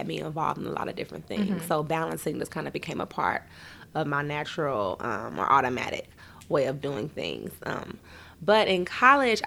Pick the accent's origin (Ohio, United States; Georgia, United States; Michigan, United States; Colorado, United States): Ohio, United States; Dayton; growing up in Dayton, Ohio, it's a pretty small town.